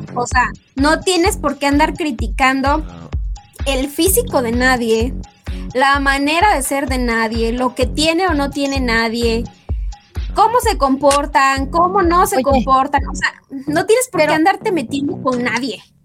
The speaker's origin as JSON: {"language": "Spanish", "country": "Mexico", "said": "somos las mexicanas"}